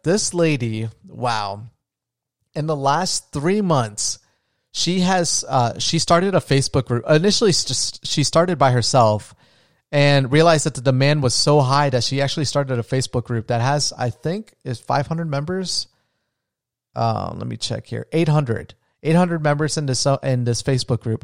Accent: Florida, United States; I'm from Florida

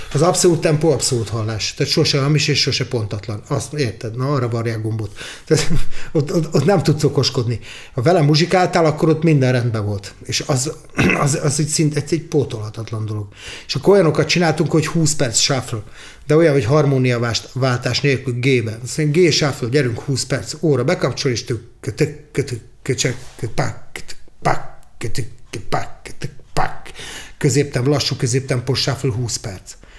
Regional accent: Budapest, Hungary; first language Hungarian; együtt nőttem föl velük Pesterzsébeten

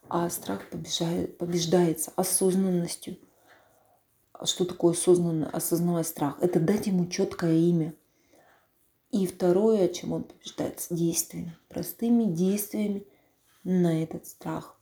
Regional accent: Bely Yar, Russia; откуда я родом, с Белого Яра. То есть это вот рядом с Амаканом.

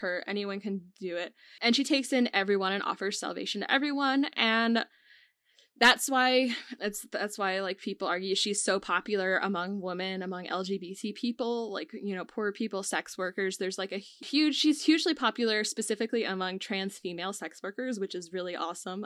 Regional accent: United States; we're both from America

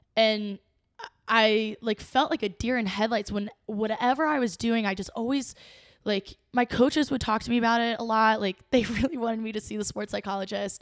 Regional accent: Cincinnati, Ohio, United States; I'm from Cincinnati. I grew up skating at Gogh, and I learned to skate here.

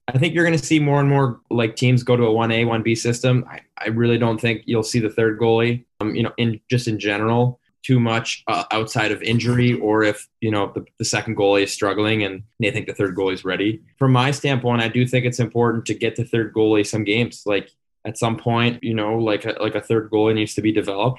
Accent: North Andover, Massachusetts, United States; moved away; We're both from North Andover, Massachusetts.

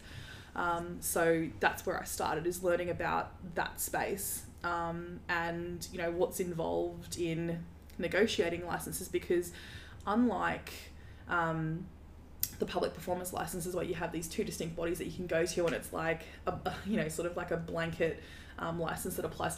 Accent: Darwin, Northern Territory, Australia; moved away as an adult; now in Brisbane, Australia; I grew up in Darwin

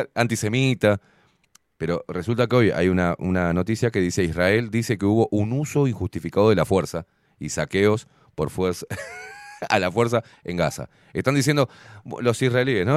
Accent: Argentina; now in Uruguay; soy uruguayo, me crié en Argentina.

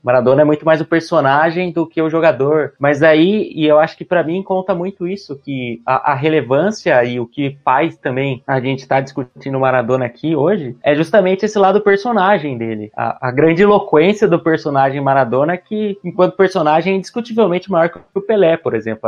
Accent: Brazil; pra gente brasileiro

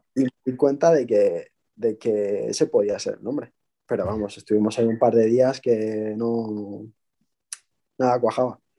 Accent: Bilbao, Basque Country, Spain; soy un chico de Bilbao, de 28 años

